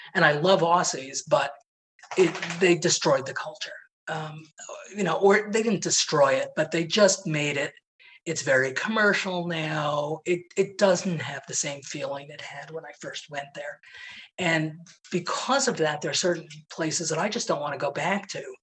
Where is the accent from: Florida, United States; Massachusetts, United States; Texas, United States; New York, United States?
New York, United States; New York City; I grew up in Manhattan